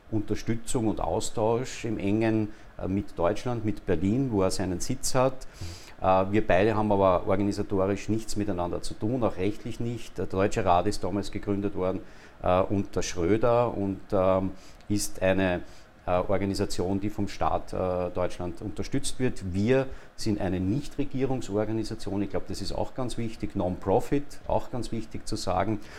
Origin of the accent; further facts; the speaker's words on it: Linz, Upper Austria, Austria; now in Vienna, Austria; geboren in Linz, Oberösterreicher seit vielen Jahren, mehr als die Hälfte meines Lebens schon in in Wien